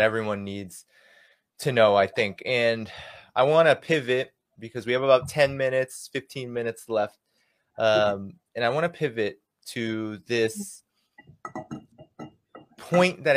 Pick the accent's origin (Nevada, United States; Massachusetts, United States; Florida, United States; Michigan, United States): Massachusetts, United States; Boston; I'm from Boston myself